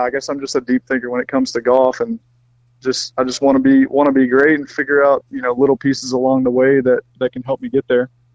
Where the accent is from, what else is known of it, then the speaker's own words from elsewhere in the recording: Mississippi, United States; I grew up in Mississippi